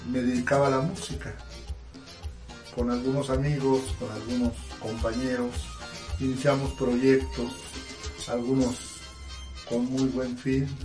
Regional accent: Chihuahua, Mexico; moved away; also born or lived in Mexico City; Nací en Chihuahua, en la ciudad de Chihuahua, en la capital.

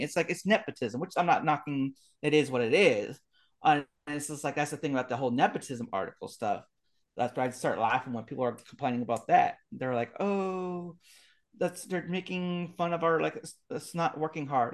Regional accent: Bay Area, California, United States; I grew up in the Bay Area

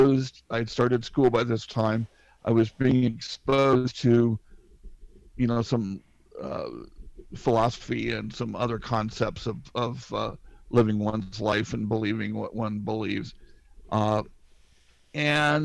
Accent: Ohio, United States; moved away as an adult; also born or lived in Salt Lake City, Utah; got an offer to come to my hometown and be involved in a firm, and I'm still here

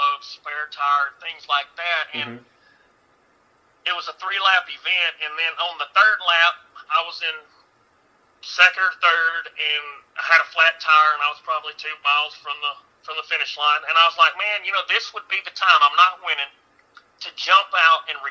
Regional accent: Alabama, United States; I'm just a boy from Alabama

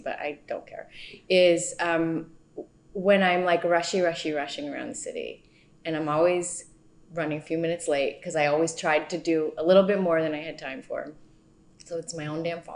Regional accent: East Coast, United States; also born or lived in Southern California; now in New York, United States; My family moved to the East Coast when I was nine. My parents are both from the East Coast.

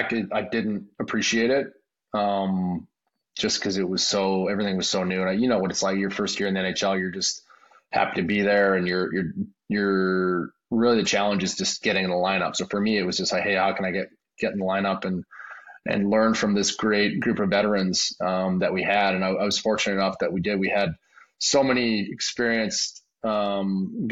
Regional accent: Maple Ridge, British Columbia, Canada; moved away; my hometown in Maple Ridge, the Cam Neely Arena where I grew up playing

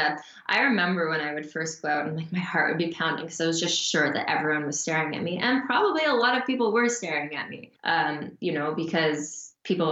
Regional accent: Canada; also born or lived in Calgary, Alberta / Montreal, Quebec

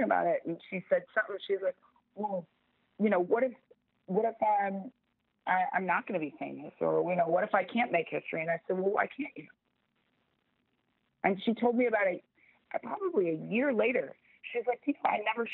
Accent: Florida, United States; Florida, my home state of Florida

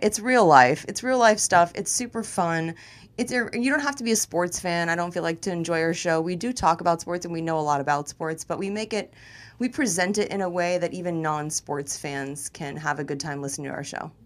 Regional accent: Tampa, Florida, United States; moved away as an adult; also born or lived in Miami / New York / Los Angeles; I'm a Florida girl. You know, I'm from Tampa originally. I was born in Miami.

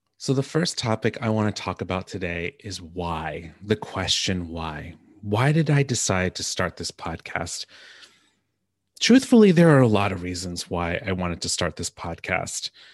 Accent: New Jersey, United States; now in Seattle, United States; growing up in New Jersey

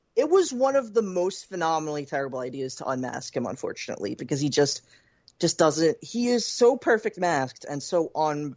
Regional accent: Philadelphia, Pennsylvania, United States; as a Philadelphian

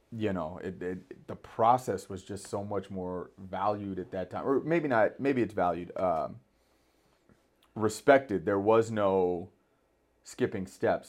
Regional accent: Thousand Oaks, California, United States; growing up in Thousand Oaks, always thought I'd go to Thousand Oaks High School

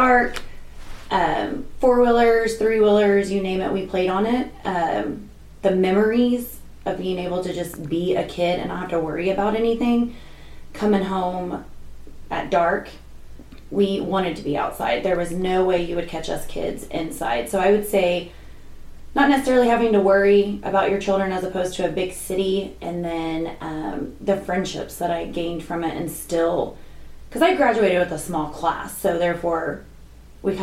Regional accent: Oklahoma, United States; also born or lived in New Mexico / Texas; I grew up in a small town in Oklahoma. That was after I was born in New Mexico, then moved to Texas, then moved back to Oklahoma

